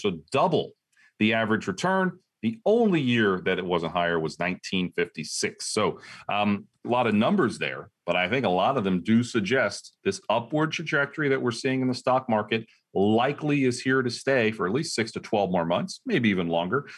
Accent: Ohio, United States; I'm from Ohio, Ohio State fan

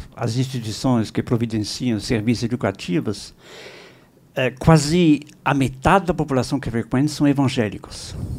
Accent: France; Portuguese is a second language; now in São Paulo, Brazil; eu sou francês

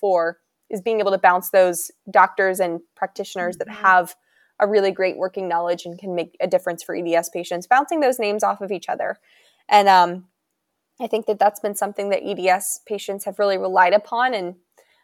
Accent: Pennsylvania, United States; moved away as an adult; now in Virginia, United States; I came from Pennsylvania and moved down here to go to school

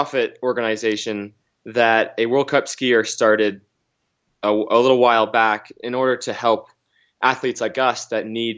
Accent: Waitsfield, Vermont, United States; I am from Waitsfield, Vermont.

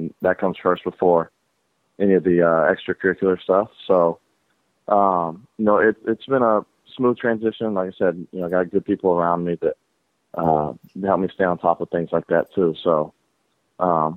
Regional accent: Atlanta, Georgia, United States; growing up in Atlanta

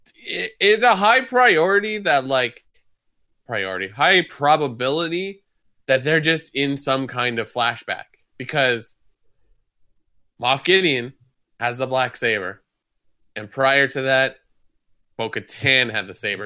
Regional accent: Canada; we're Canadian

